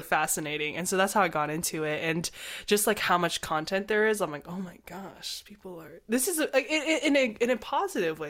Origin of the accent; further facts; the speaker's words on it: United States; we're not Korean, we're Chinese American